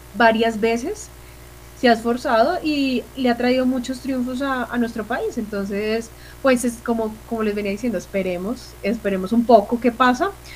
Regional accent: Colombia; como colombiana

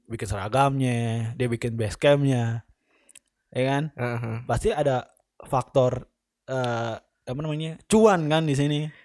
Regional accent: West Java, Indonesia; lo eh, jadi sebagai orang Sunda malu gak sih

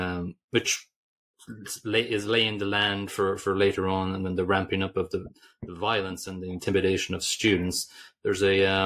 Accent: Ireland; we're Irish

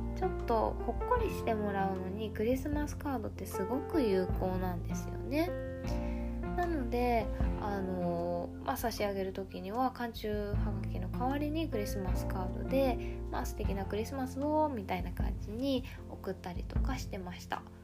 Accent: Japan; 日本人の私たちグループ

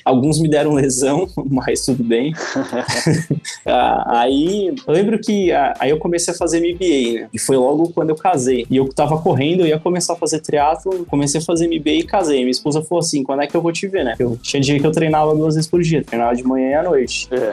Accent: São Paulo, Brazil; eu nasci e fui criado na Zona Leste

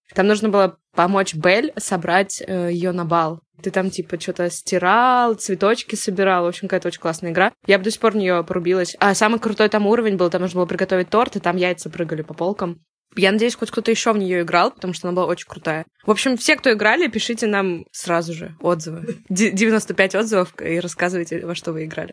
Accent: Saint Petersburg, Russia; в загранпаспорте написано место рождения Ленинград

